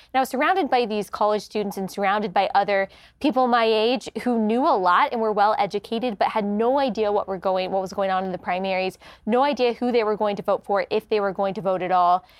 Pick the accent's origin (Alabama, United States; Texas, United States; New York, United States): Texas, United States; Dallas; moved away as an adult; also born or lived in South Carolina; I grew up in the Bible Belt in Dallas